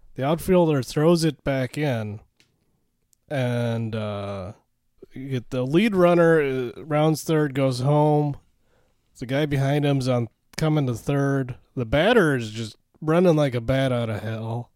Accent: Minnesota, United States; as a Minnesotan

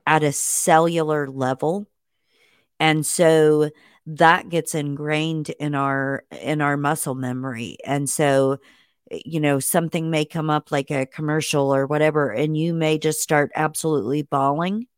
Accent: Indiana, United States; moved away; I was born in Indiana

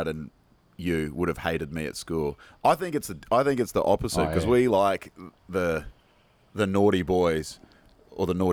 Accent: Sunshine Coast, Queensland, Australia; moved away; I remember growing up on the Sunny Coast

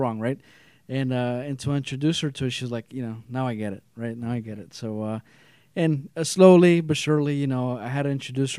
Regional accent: Los Angeles, California, United States; now in Whittier, United States; I grew up in East L.A.

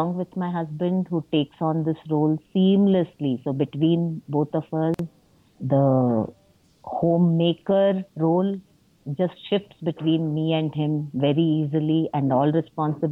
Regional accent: Mumbai, Maharashtra, India; moved away; I grew up in Bombay, now Mumbai

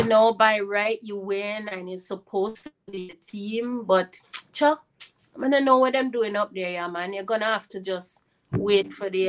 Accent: Jamaica; moved away; also born or lived in United States / Canada; it was natural for me to return to my home country

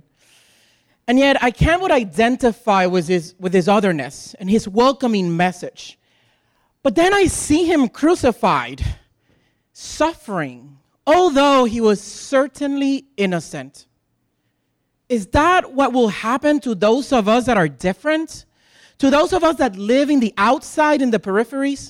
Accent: Puerto Rico; English is a second language; moved away as an adult; also born or lived in Iowa City, Iowa; now in United States; I'm a gay Puerto Rican who just moved to the suburbs

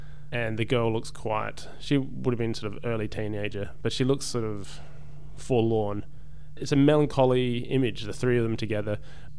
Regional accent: Australia; it was a nice way of being happy about being Australian.

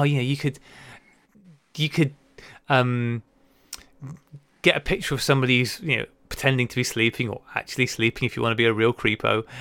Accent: United Kingdom; now in United States; as a Brit living in the U S

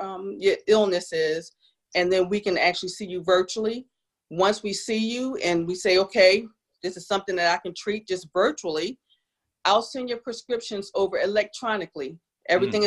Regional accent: New Jersey, United States; now in South Carolina, United States; I'm from South Jersey.

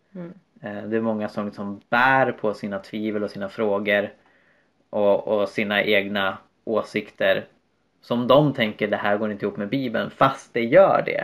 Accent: Sweden; infödda svenskar

